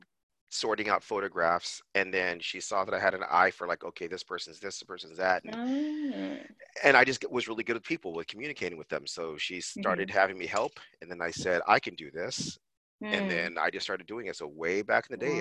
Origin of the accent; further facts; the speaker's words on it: Whittier, California, United States; when I was a kid, I grew up in Whittier, in a mostly Hispanic area